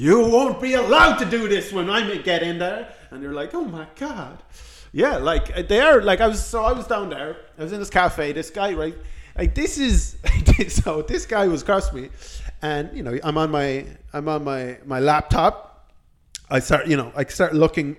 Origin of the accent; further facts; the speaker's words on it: Ireland; I'm Irish.